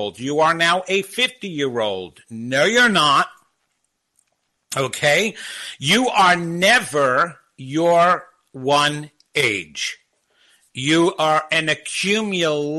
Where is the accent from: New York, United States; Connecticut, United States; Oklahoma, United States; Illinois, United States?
New York, United States; Long Island; moved away as an adult; also born or lived in California / New Jersey; growing up on Long Island and dating there